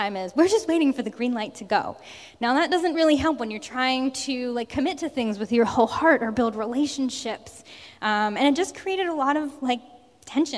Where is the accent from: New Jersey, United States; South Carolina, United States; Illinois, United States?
New Jersey, United States; moved away as an adult; now in Massachusetts, United States; I grew up in South Jersey